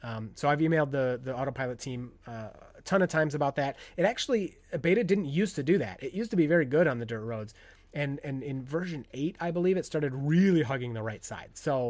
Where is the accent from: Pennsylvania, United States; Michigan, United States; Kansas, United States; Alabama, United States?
Michigan, United States; I'm from Northern Lower Peninsula.